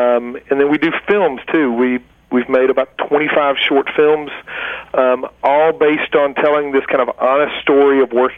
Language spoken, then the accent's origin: English; the South, United States; See, I'm from the South. I can't even say that damn thing.